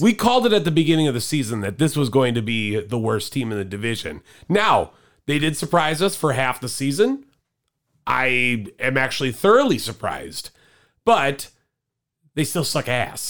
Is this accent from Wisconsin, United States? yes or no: yes; Cudahy, Wisconsin, United States; we're from Cudahy